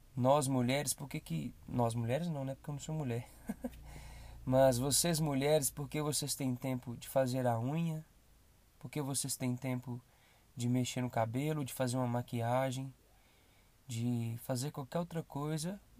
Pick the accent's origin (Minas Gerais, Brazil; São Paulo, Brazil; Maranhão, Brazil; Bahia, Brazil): Minas Gerais, Brazil; Belo Horizonte; sou daqui de Belo Horizonte